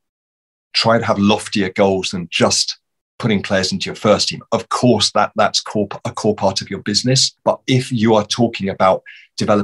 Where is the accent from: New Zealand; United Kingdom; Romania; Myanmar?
United Kingdom; Luton, East of England; moved away as an adult; now in Norway; I got the opportunity to work at Luton Town, which was my hometown club, the club I grew up supporting as a boy